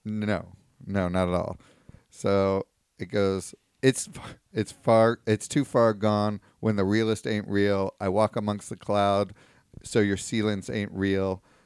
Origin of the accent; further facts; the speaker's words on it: Virginia, United States; my home state, Virginia